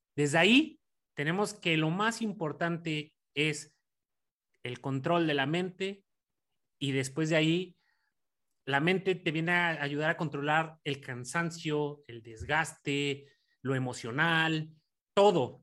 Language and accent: Spanish; Mexico; moved away; por mis, por mis conacionales